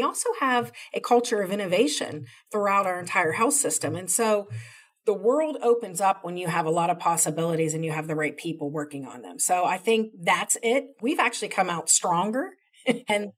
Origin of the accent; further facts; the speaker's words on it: Columbus, Ohio, United States; moved away; I'm from Columbus, Ohio, originally